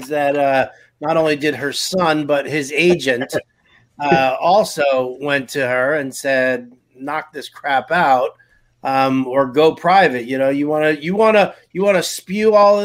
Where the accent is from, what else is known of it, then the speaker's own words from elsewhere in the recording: New York City, New York, United States; I'm born and raised in New York City